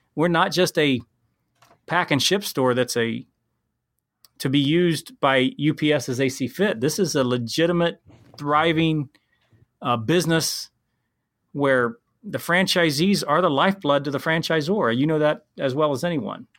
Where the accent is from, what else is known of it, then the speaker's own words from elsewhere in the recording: Columbus, Ohio, United States; also born or lived in Wyoming; I'm from Ohio